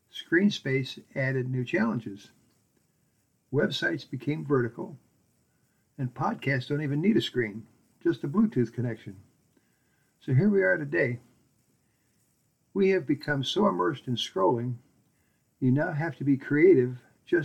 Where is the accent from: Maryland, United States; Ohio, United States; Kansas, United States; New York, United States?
Ohio, United States; Akron; we grew up in North Hill in Akron. The Hill was a very special place for those of us fortunate enough to live there. Even though I was a latecomer, arriving at age 7